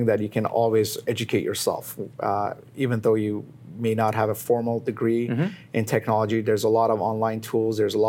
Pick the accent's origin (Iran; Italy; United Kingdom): Iran; moved away; I was born in Iran, Armenian, born in Iran